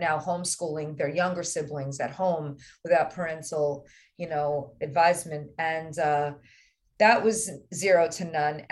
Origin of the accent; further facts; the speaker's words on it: New York, United States; my home state